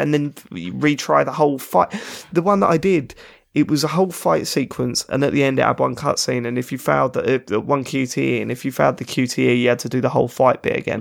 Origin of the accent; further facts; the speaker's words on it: London, United Kingdom; accent: South London; I'm not Cockney. It's not a Cockney accent. That's East London. I'm South London.